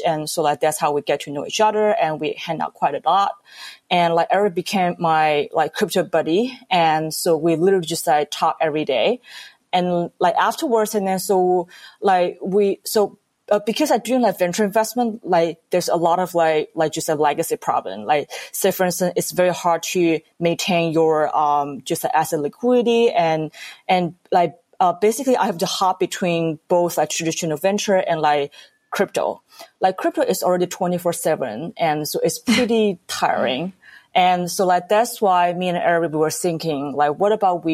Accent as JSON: {"language": "English", "country": "China", "tie": "born or raised there", "also_born_or_lived": "United States", "moved": "as an adult", "said": "I was born and raised back in China and like moved to US like to pursue my master's degree at Carnegie Mellon University at the age of 20."}